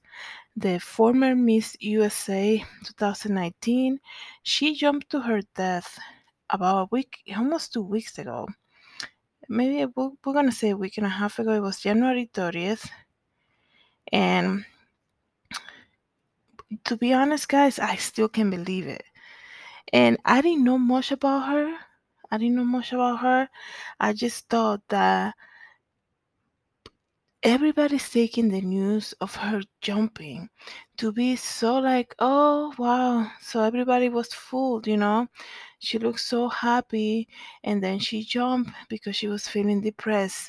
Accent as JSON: {"language": "English", "country": "Dominican Republic", "moved": "yes", "said": "I am originally from the Dominican Republic"}